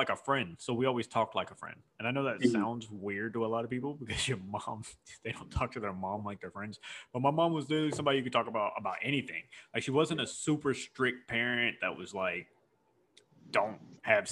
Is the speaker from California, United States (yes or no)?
no; Houston, Texas, United States; I had one white friend growing up in Houston